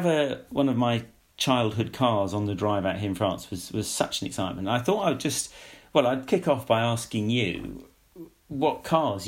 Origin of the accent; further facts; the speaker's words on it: Surrey, South East England, United Kingdom; moved away as an adult; also born or lived in Scotland / Zambia / Sudan; I'm back in my hometown of Surrey